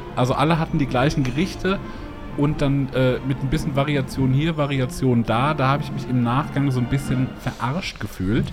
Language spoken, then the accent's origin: German; Hesse, Germany; ich äh, eben als Hesse